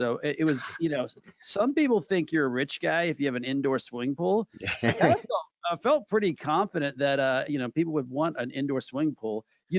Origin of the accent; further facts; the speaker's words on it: New Orleans, Louisiana, United States; also born or lived in Texas; Although I dipped my toe in Texas at one point going to TCU, being a Horned Frog, I'm from New Orleans. And I went back there for law school